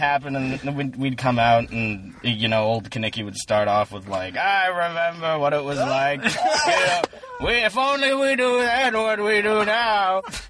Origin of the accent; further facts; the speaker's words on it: the South, United States; I'm from the South